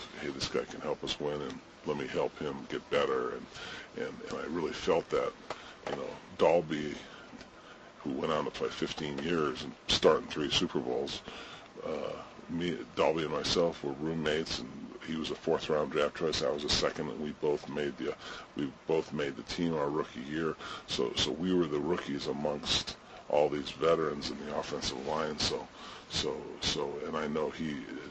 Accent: Southern California, United States; also born or lived in Ohio; Growing up in Southern California, I was an LA Ram fan.

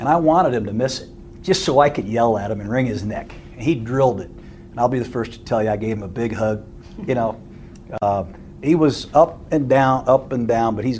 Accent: Fremont, Ohio, United States; moved away; also born or lived in Tampa, Florida; I'm from Fremont, Ohio. I was born there

